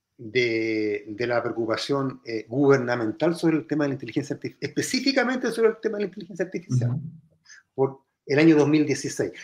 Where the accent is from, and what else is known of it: Chile